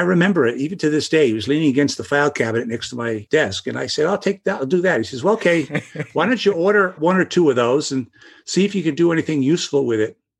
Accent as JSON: {"language": "English", "town": "New York City", "region": "New York", "country": "United States", "tie": "born or raised there", "said": "I grew up in the Brooklyn, the Bay Ridge section of Brooklyn"}